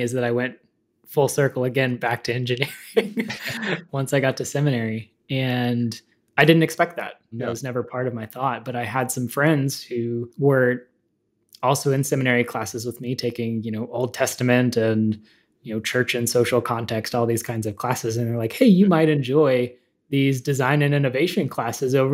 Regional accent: Dallas, Texas, United States; also born or lived in Houston, Texas; my background is I am originally from Dallas. I was born in Houston, but got out of there as quickly as possible

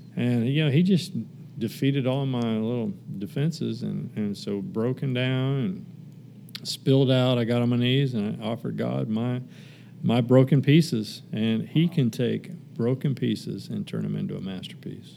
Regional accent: Kansas, United States; moved away; also born or lived in Texas; I actually moved back uh, to my home state of Kansas for a little bit

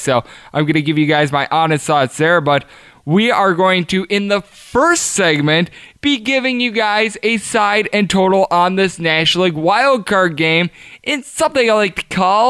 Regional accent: Wisconsin, United States; a gentleman born and raised in Wisconsin

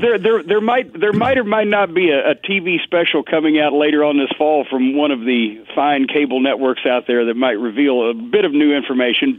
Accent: Louisville, Kentucky, United States; here in Louisville, my hometown

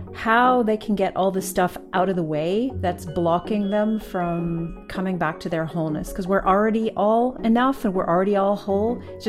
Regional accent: Canada; moved away as an adult; now in London, United Kingdom; I am Canadian, but I live in London, England.

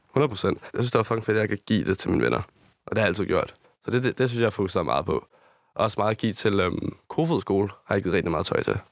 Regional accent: Rødovre or Amager, Capital Region of Denmark, Denmark; also born or lived in Copenhagen, Denmark; tager 20 minutter til, hvor jeg er opvokset

